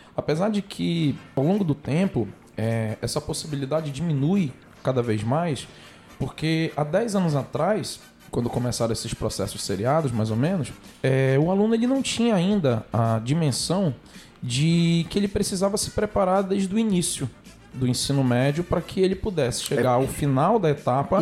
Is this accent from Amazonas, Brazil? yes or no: yes; Amazonas, Brazil; Eu sou amazonense, sou nortista, tenho muito orgulho da minha terra